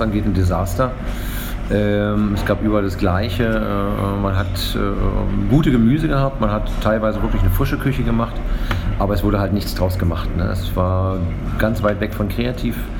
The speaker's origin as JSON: {"language": "German", "region": "East Germany", "country": "Germany", "lives_now": "Berlin, Germany", "said": "als Ostdeutscher"}